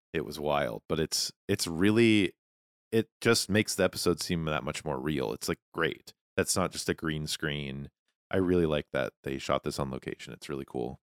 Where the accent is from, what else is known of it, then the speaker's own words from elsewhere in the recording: Montana, United States; growing up in Montana